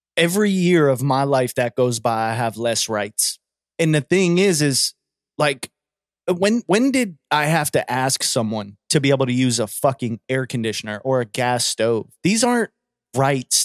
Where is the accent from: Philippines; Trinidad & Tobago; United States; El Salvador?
United States; we're American